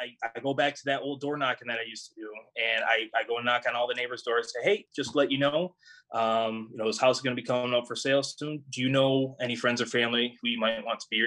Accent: United States; I grew up on Crystal Lake

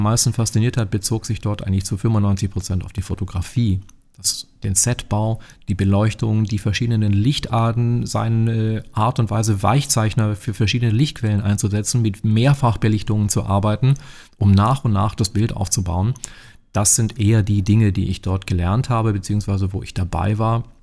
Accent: Baden-Württemberg, Germany; also born or lived in Barcelona, Spain / New York City, United States; Baden-Württemberg ist immer noch schön und da, wo ich herkomme, ist es sogar ganz besonders extrem schön.

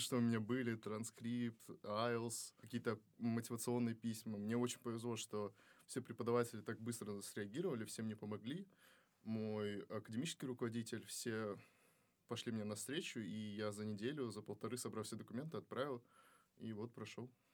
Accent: Kazakhstan; moved away as an adult; now in Russia; Я из Казахстана

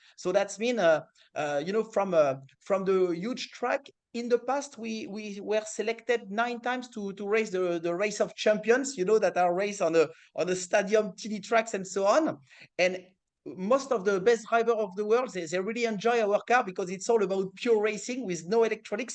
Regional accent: France; accent: French; English is a second language; my French accent

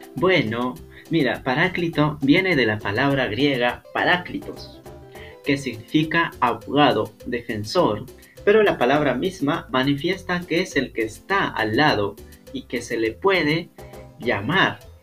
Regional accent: Peru

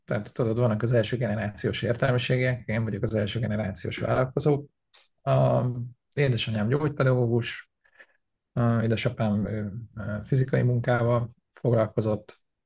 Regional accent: Hungary; born or raised there; moved away as an adult; also born or lived in Canada; now in United States

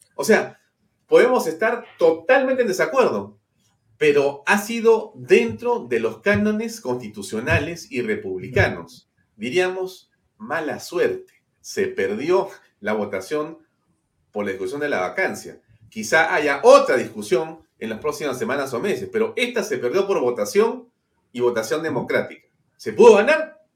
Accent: Peru; nosotros buscamos como peruanos

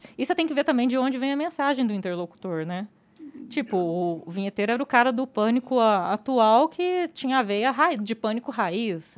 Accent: interior of Goiás, Brazil; eu sou do interior de Goiás

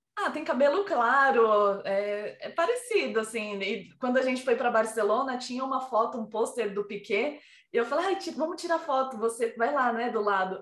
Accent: Brazil; now in Spain; eu sou brasileira

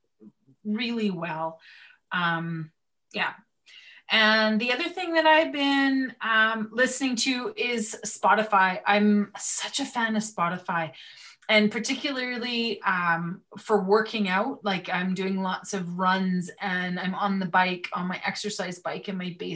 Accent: Edmonton, Alberta, Canada; I grew up in the Edmonton area.

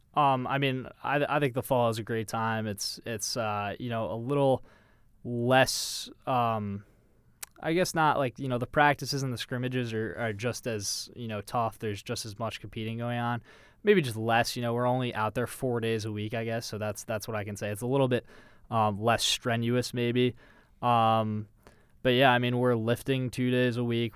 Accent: Westchester, New York, United States; I'm from Westchester, New York

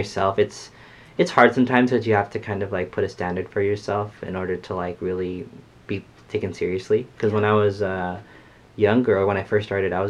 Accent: San Jose, California, United States; born and raised in San Jose. I'm a singer-songwriter, and I'm Filipino, full Filipino.

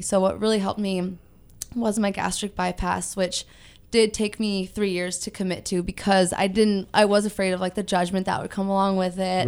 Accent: Ventura, California, United States; I am from Ventura, born and raised here

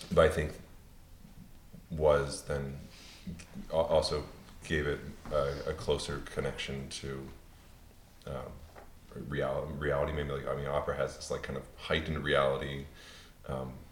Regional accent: Pennsylvania, United States; I grew up in Pennsylvania.

